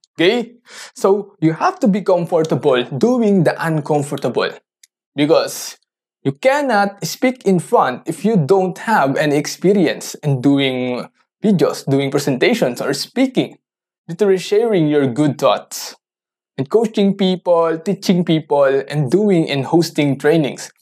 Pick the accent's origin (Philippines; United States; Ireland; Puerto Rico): Philippines; English is a second language; I'm a Filipino, so I don't know how to do or talk in English fluently